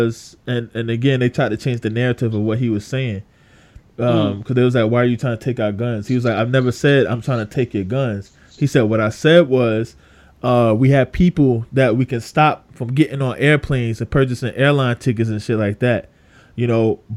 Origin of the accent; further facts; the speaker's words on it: Long Island, New York, United States; I'm from Long Island.